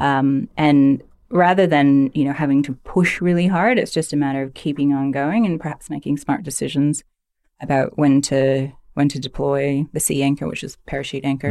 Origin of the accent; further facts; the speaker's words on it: Stouffville, Ontario, Canada; I grew up in Stovall, Ontario